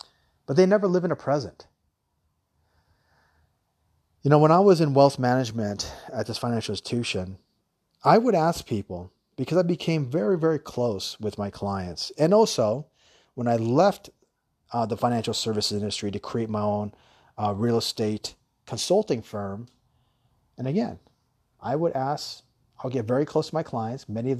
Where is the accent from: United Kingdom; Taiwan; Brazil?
Taiwan; also born or lived in Guam / Hawaii; growing up in Taiwan and growing up in Guam and Hawaii, we always live by the beach.